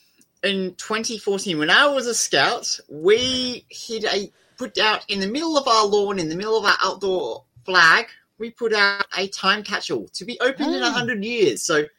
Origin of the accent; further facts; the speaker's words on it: South Australia, Australia; We are South Australian.